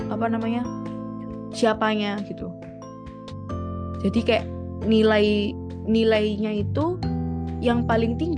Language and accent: Indonesian; Surabaya, East Java, Indonesia; enggak bu saya asli Surabaya gitu